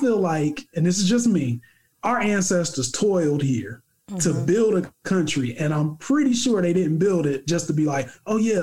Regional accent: United States; I grew up in the hood

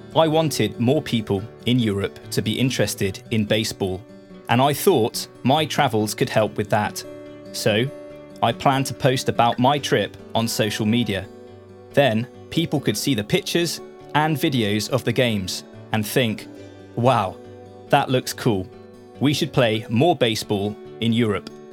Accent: Portsmouth, South East England, United Kingdom; accent: British; I grew up in the city of Portsmouth

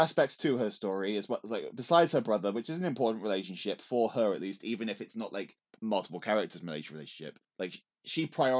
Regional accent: England, United Kingdom; as an English person in 2003

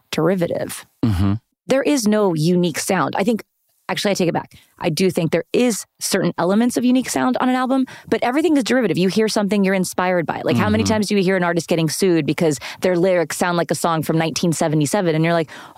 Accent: Fort Worth, Texas, United States; as a young Latina growing up in Fort Worth, Texas

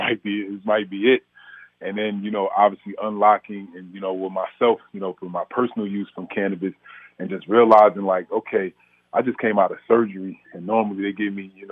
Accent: Orange, New Jersey, United States; I'm from Orange, New Jersey, and the war on drugs was real.

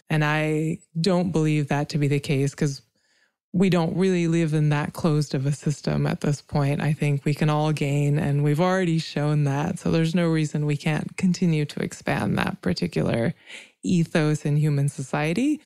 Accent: India; now in United States; I come from India, which was colonized, and I live in America

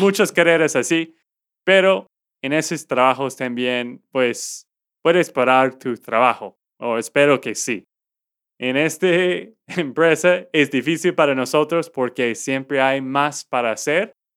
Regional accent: Texas, United States; de Texas, Estados Unidos.

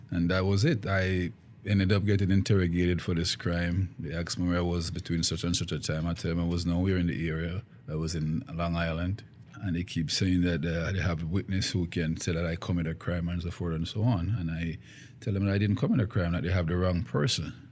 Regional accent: Jamaica; Yeah, it was happy. I grew up with my grandparents.

